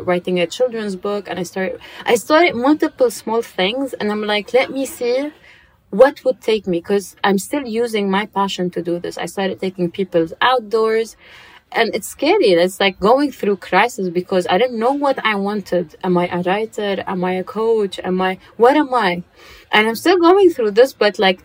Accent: Dubai, United Arab Emirates; I grew up in Dubai, so you know how life is in Dubai.

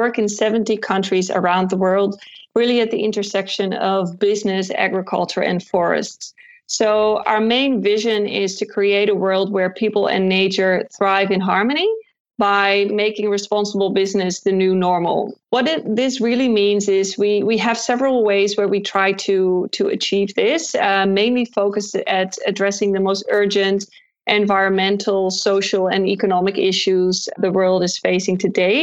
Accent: Amsterdam, North Holland, Netherlands; accent: Dutch; English is a second language; I studied at the VU University in Amsterdam, the Netherlands, which is where I'm from. As you can maybe tell from my accent, even though I tried to hide it, but I still kind of have this Dutch accent going on

